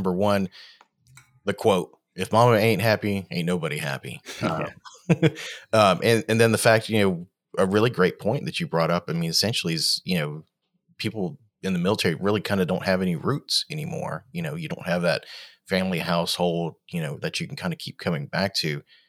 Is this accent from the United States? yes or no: no; Australia; born there; Both my parents were in the Navy, and I was born in Australia on a Navy base, way back in the 70s.